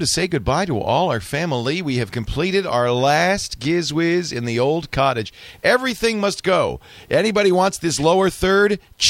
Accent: Rhode Island, United States; I vividly remember that growing up in Rhode Island. Ocean State.

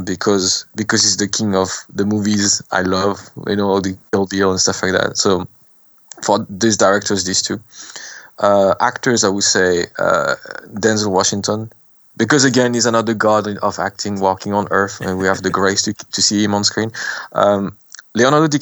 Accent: France; accent: French; English is a second language; also born or lived in Cambodia; my French accent

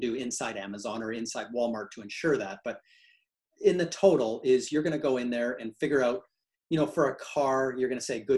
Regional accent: Canada; now in United States; I'm a Canadian and now a US citizen

